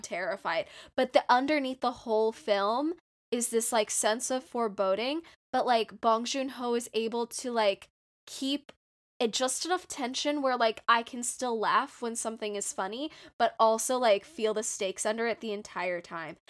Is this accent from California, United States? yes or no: yes; Southern California, United States; I am from SoCal